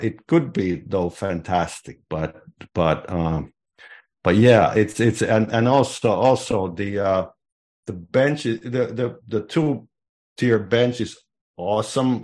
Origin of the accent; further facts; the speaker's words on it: Finland; moved away; I was growing up in Finland in the, in the sixties